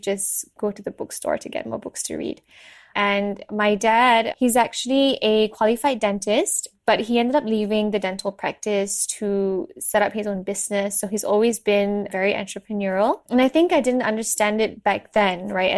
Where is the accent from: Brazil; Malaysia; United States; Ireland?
Malaysia; Subang Jaya, Selangor; I was born and raised in Malaysia.